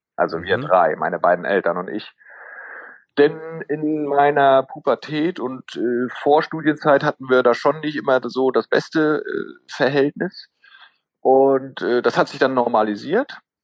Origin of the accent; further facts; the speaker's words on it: Northern Germany, Germany; moved away as an adult; also born or lived in Tübingen; now in Schwerin, Germany; wir kommen ja beide aus dem Norden